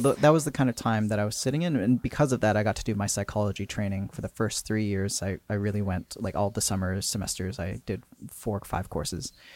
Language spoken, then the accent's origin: English; Port Coquitlam, British Columbia, Canada; I grew up in Port Coquitlam